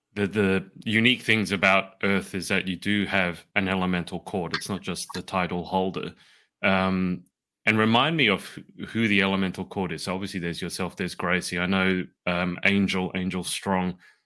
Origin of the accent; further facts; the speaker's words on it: Sydney, New South Wales, Australia; also born or lived in Milwaukee; I'm from Sydney